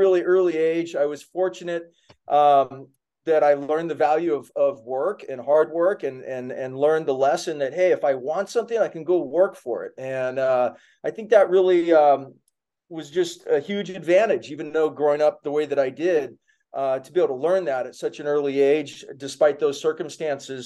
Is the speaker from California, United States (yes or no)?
no; Kona, Hawaii, United States; I grew up in Hawaii on the Big Island in Kona, a pretty small town